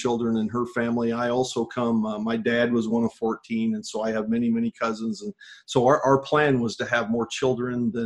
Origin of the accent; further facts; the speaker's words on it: Livingston County, Illinois, United States; I grew up here in Illinois. I grew up on a farm in Livingston County